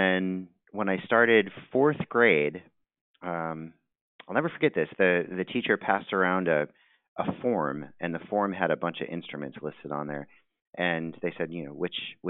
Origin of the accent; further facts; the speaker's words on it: Cheektowaga, New York, United States; now in Redlands, United States; I'm actually originally from Buffalo, New York. I grew up in a suburb of Buffalo, Cheektowaga.